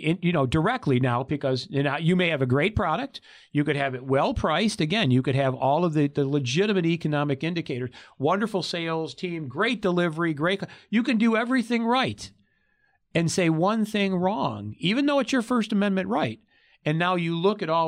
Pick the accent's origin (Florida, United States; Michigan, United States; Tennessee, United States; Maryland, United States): Michigan, United States; now in Arizona, United States; I came before I moved here to Arizona in 2015. I came from Oakland County, just outside of Detroit. Well, that's the Motor City.